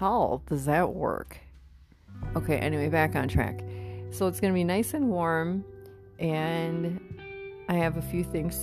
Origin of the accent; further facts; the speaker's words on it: Midwest, United States; moved away; I come from the Midwest